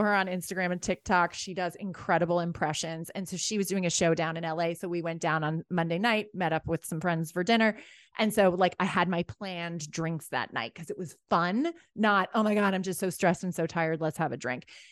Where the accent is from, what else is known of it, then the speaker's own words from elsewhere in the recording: Rye, New York, United States; also born or lived in Ireland; I grew up in Rye, New York.